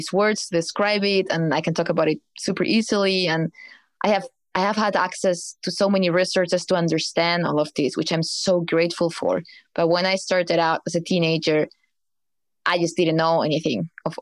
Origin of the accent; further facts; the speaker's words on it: Spain; moved away as an adult; now in Berlin, Germany; I came to Berlin escaping from Spain because I didn't feel well back there